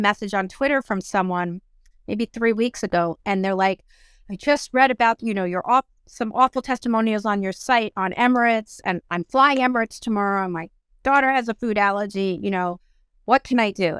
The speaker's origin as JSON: {"language": "English", "country": "South Africa", "tie": "born or raised there", "moved": "yes", "said": "I was born in South Africa and I wanted to take my family back there"}